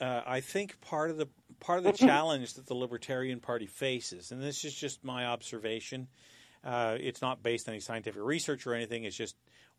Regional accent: Canada; That's the American experience. We're Canadian.

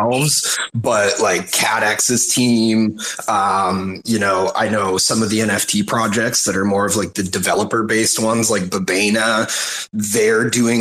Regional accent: Canada; I'm a Canadian

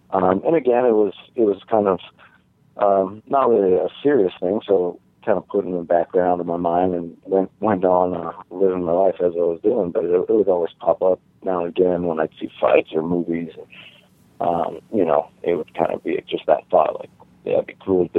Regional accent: Las Vegas, Nevada, United States; you don't really think about the Vegas side of it until you're a little bit older. I mean, outside the Strip, Vegas is the same as any other place

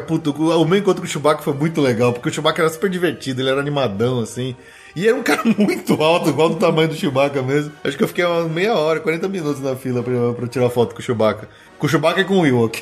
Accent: Brazil; eu sou do Brasil

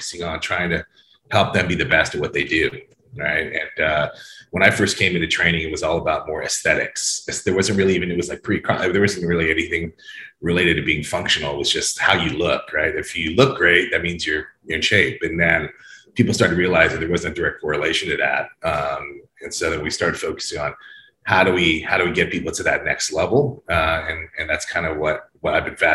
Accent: Hawaii, United States; now in Orange County, California, United States; I spent a lot of time growing up in Hawaii, and a lot of my friends and family are still there.

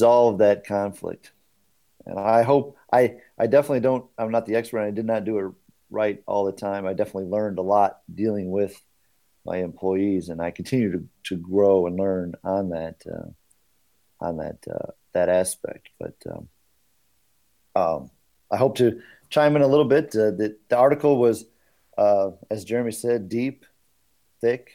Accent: Michigan, United States; also born or lived in Northwest Indiana; now in Indiana, United States; I'm from Northwest Indiana. Originally grew up in Michigan.

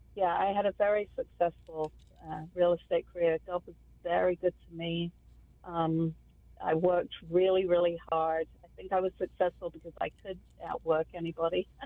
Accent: Kent, South East England, United Kingdom; moved away as an adult; I came from England, from the southeast of London, about an hour southeast, from the county of Kent. And funnily enough, the first road that I grew up on was called Garlinge Road

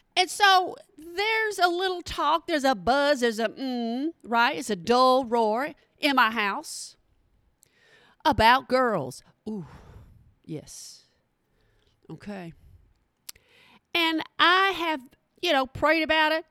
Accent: Texas, United States; from Texas

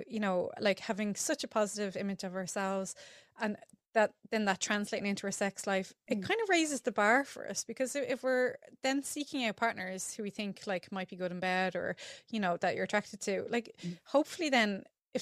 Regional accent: Ireland; now in London, United Kingdom; growing up in Ireland, we had a whole thing called Catholic guilt

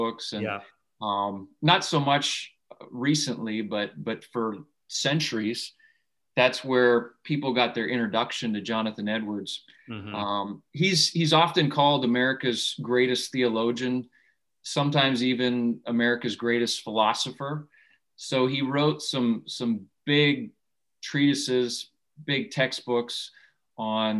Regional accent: Saskatchewan, Canada; moved away; I grew up in Canada, in Western Canada, in Saskatchewan.

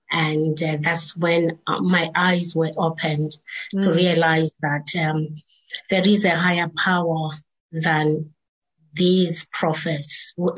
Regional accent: Zimbabwe; I was born in Zimbabwe in the rural areas where people believe in their traditions, and most people there believe in witch doctors and prophets

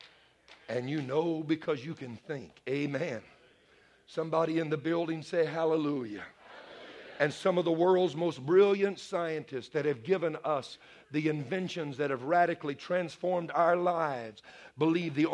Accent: Bayou country, Louisiana, United States; I'm a Cajun man. I was raised in Bayou country.

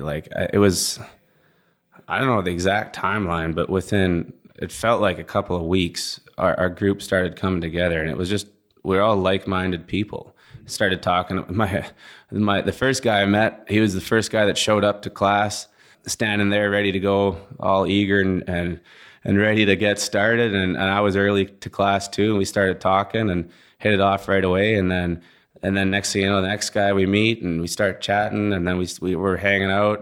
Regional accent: Langley, British Columbia, Canada; moved away as an adult; also born or lived in Montana / Fort McMurray, Alberta; now in Houston, United States; I grew up just outside of Vancouver in a place called Langley, British Columbia

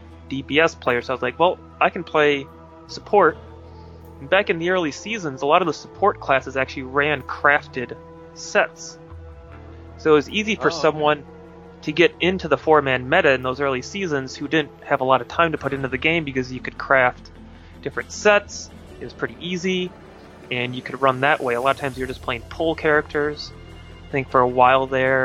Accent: Wisconsin, United States; I'm from Wisconsin, so during the winter it gets rather cold

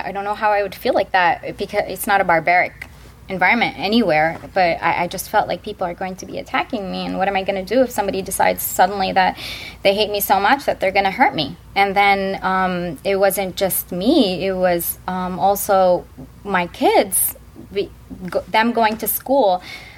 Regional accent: Midwest, United States; I grew up in the Midwest

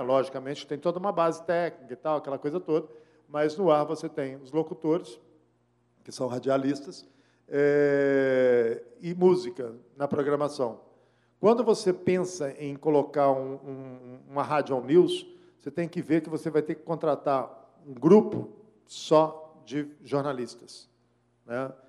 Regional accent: Belo Horizonte, Minas Gerais, Brazil; also born or lived in Macacos, Minas Gerais; eu nasci em Belo Horizonte, criado em Belo Horizonte

